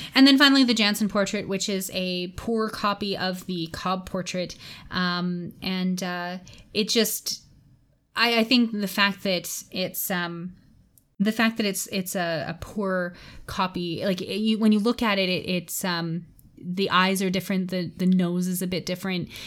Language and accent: English; Canada; as a Canadian